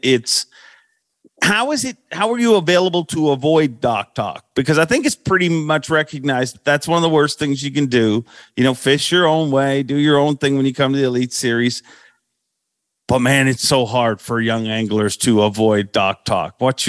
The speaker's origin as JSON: {"language": "English", "region": "Florida", "country": "United States", "said": "My team partner's from the north. I'm from Florida."}